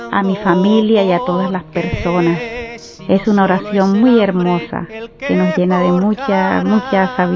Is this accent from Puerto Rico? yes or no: no; Colombia; soy de Colombia.